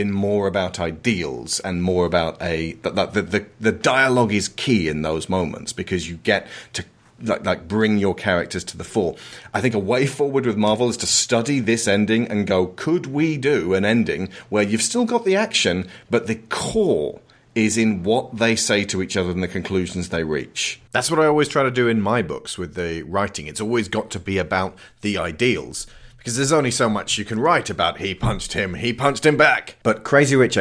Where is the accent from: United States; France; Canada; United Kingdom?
United Kingdom; As a British person